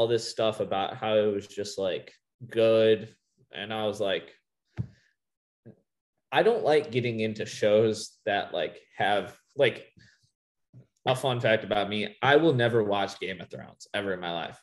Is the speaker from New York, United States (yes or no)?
no; Rockton, Illinois, United States; I'm technically from Rockton, Illinois